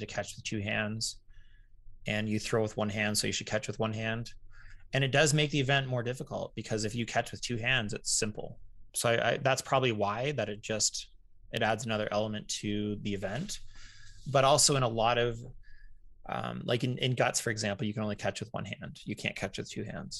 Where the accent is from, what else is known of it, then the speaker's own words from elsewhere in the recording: Canada; being Canadian